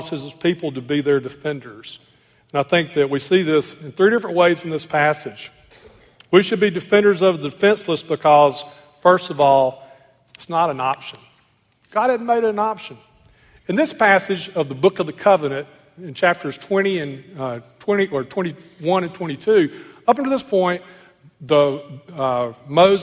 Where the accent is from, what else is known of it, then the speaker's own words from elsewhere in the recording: Clarksdale, Mississippi, United States; I grew up in Clarksville, Mississippi, a little Delta town